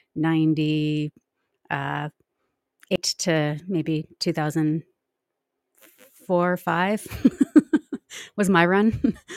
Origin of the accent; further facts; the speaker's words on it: Nelson, British Columbia, Canada; I grew up in Nelson, B C